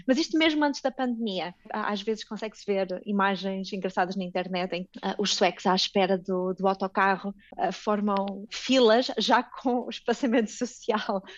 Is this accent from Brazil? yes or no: no; Coimbra, Centro, Portugal; moved away as an adult; also born or lived in Japan; now in Sweden; Coimbra, minha cidade natal